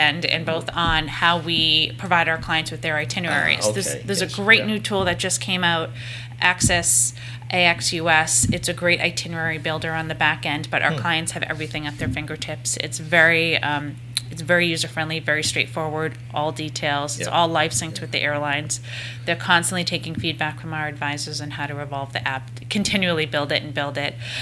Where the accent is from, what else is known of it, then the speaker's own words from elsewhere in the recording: United States; also born or lived in Nantucket Island; now in Boston, United States; as English-speaking Americans